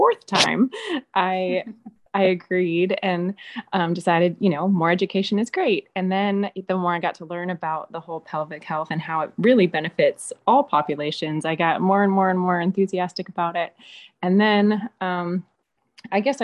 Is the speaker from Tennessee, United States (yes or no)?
yes; Memphis, Tennessee, United States; now in Chattanooga, United States; I grew up in Memphis, which is very urban, and now living in Chattanooga